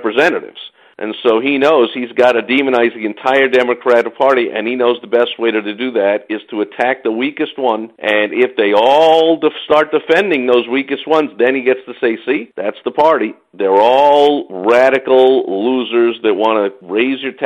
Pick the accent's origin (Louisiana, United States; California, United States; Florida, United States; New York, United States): New York, United States; New York City; I'm from New York City